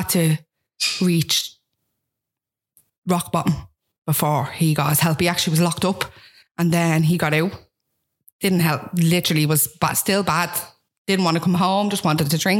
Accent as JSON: {"language": "English", "town": "Dublin", "region": "Leinster", "country": "Ireland", "tie": "born or raised there", "said": "I'm from Ballymun"}